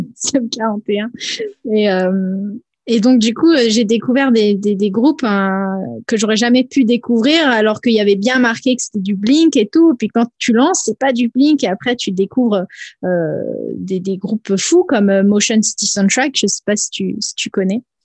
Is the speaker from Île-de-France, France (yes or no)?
no; Nice, Provence-Alpes-Côte d'Azur, France; moved away; à la base, je viens de Nice